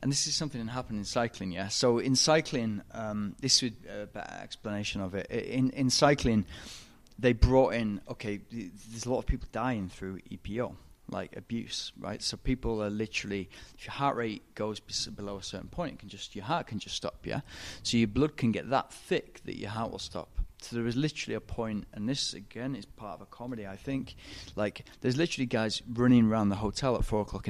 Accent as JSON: {"language": "English", "town": "Manchester", "region": "North West England", "country": "United Kingdom", "also_born_or_lived": "Thailand", "moved": "yes", "lives_now": "Spain", "said": "I'm from Manchester, I'm British. I live in Spain 8 months of the year"}